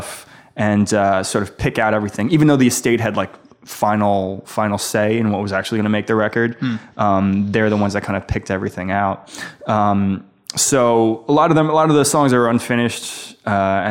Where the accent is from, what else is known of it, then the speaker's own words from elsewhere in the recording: New York City, New York, United States; I'm from Staten Island